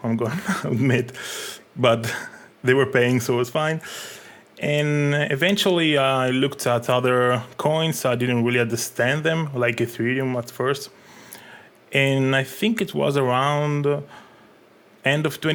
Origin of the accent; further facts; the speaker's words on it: Italy; also born or lived in Egypt; I'm a digital artist and designer from Italy.